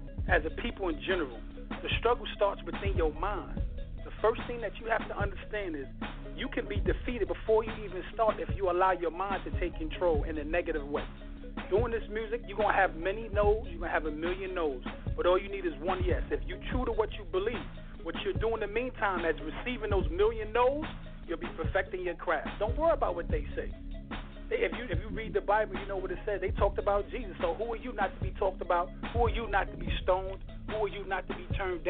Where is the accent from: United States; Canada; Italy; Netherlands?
United States; New York City, New York; I'm from Queens, New York